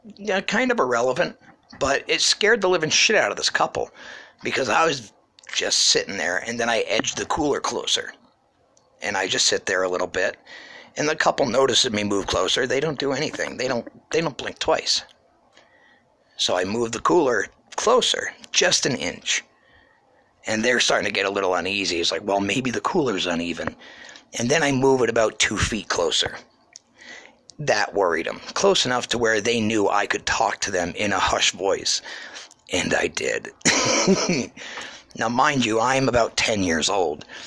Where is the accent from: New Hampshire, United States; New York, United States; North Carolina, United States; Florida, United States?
New Hampshire, United States; Ashland; now in Pennsylvania, United States; I'm from the great state of New Hampshire, born and raised in Ashland, New Hampshire.